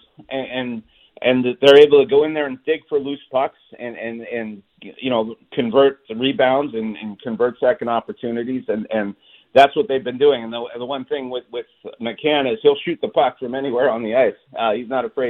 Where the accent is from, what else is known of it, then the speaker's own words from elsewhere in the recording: Montreal, Quebec, Canada; now in Seattle, United States; I grew up in Montreal